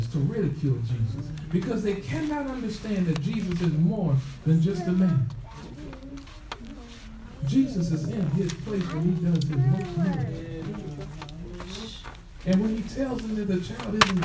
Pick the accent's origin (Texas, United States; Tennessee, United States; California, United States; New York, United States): Texas, United States; Temple; I'm from Temple.